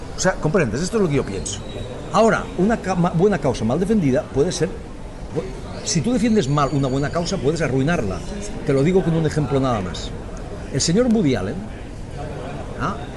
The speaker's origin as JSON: {"language": "Spanish", "country": "Spain", "lives_now": "Catalonia, Spain", "said": "los españoles"}